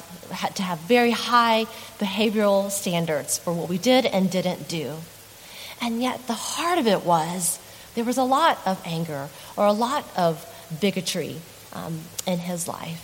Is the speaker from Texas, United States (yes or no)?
yes; Texas, United States; moved away; in a small church in Texas, in my home state